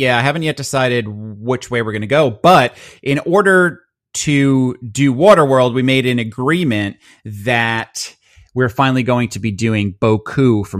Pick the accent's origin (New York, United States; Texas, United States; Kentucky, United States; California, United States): New York, United States; We're from Long Island here, so every corner has a pizza shop.